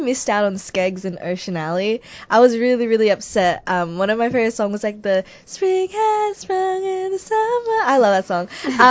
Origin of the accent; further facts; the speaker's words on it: Echuca, Victoria, Australia; moved away; I'm from Echuca.